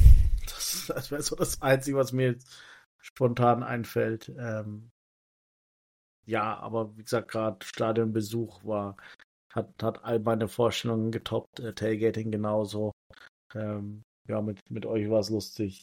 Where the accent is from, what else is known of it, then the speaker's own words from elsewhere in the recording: Germany; als Deutscher